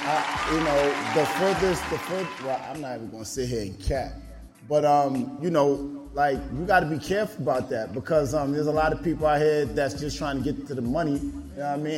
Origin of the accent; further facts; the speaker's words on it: New York, United States; I'm from New York